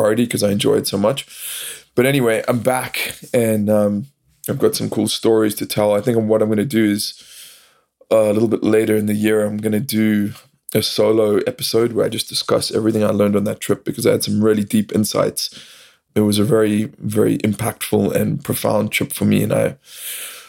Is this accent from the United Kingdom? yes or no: no; South Africa; now in United States; I live in America now, but I'm originally from South Africa